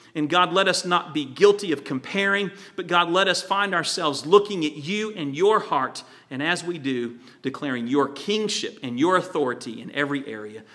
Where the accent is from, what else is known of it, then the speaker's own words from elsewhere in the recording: Virginia, United States; When I was a teenager, I grew up in Virginia on the coast